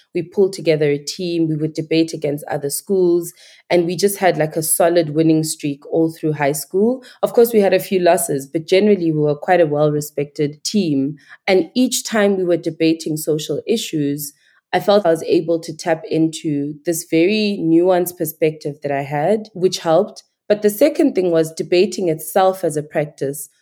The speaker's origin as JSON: {"language": "English", "town": "Queenstown", "region": "Eastern Cape", "country": "South Africa", "tie": "born or raised there", "also_born_or_lived": "Nigeria", "accent": "Nigerian", "said": "I grew up in Queenstown, now known as Ekomani in South Africa"}